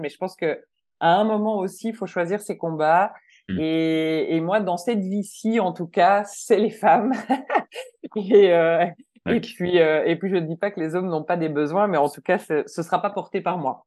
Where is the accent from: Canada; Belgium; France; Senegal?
Belgium; moved away as an adult; now in Switzerland; je suis belge, ça fait 15 ans que je vis en Suisse